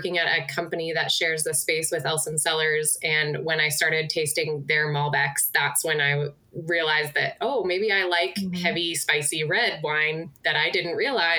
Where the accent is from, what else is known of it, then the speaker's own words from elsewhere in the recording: Washington, United States; I'm also born and raised Washingtonian, so I grew up on the other side of the state where most of the grapes are grown.